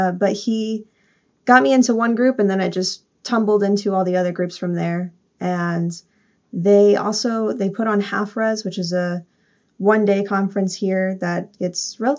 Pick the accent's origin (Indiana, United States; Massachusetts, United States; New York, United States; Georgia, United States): Georgia, United States; Atlanta; moved away as an adult; now in Chicago, United States; I'm based in Chicago now, but I just moved here almost 2 years ago. So I am from Atlanta